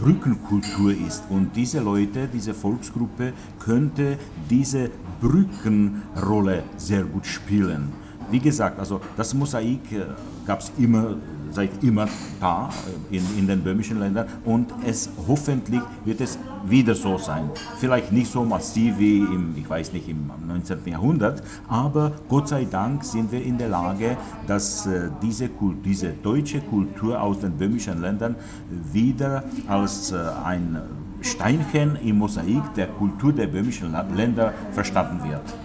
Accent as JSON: {"language": "German", "country": "Czechia", "tie": "born or raised there", "said": "aus dem Böhmelwald, wo ich aufgewachsen bin."}